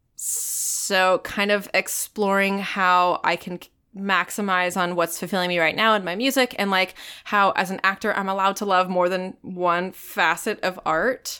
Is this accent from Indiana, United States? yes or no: no; Virginia Beach, Virginia, United States; moved away; also born or lived in Tampa, Florida; Originally from Virginia Beach